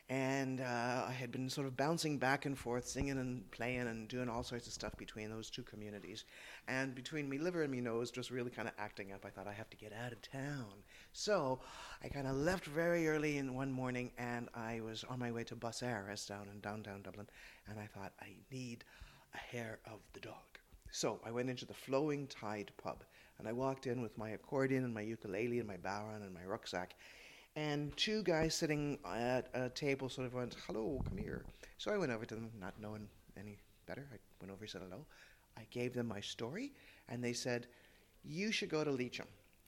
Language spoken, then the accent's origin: English; Toronto, Ontario, Canada; accent: Canadian; moved away as an adult; also born or lived in Wicklow, Ireland; now in Drumshambo, Ireland; Well, I am Irish born. I was born in Wicklow, and we emigrated as a family to Toronto, so this is a Canadian accent. And I returned to Ireland 20 years ago last September.